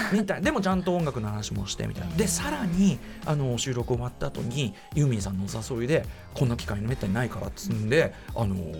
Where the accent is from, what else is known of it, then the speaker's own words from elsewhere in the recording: Tokyo, Japan; 僕は東京生まれ東京育ち